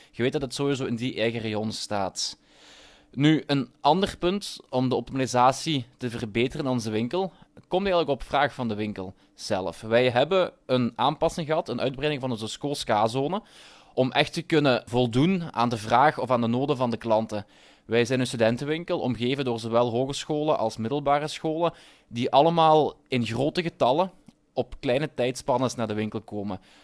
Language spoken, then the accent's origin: Dutch; Limburg, Flanders, Belgium; Ik ben zelf een Limburger